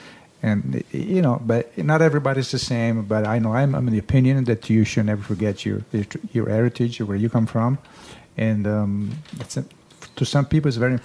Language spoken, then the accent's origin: English; Comiso, Sicily, Italy; English is a second language; moved away as an adult; also born or lived in Florence, Italy; now in Ohio, United States; I go to Florence when I can, but those are the two places where I grew up. And every time I go to Sicily and I go in my own town